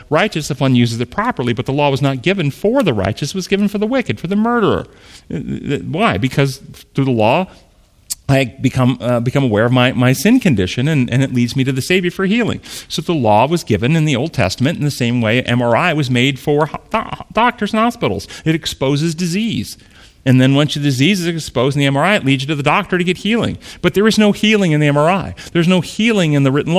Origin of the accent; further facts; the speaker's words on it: United States; identify as an American